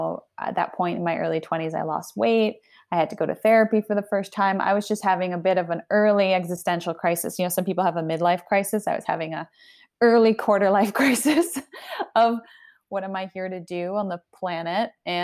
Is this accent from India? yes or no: no; Canada; also born or lived in Argentina / United States; So I'm Argentinian. I was born in Argentina. I grew up in Canada and the US, and I moved around a lot.